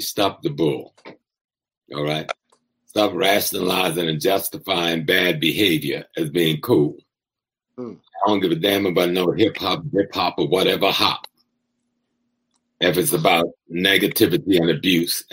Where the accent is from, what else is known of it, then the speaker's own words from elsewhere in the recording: South Carolina, United States; since I'm a child from South Carolina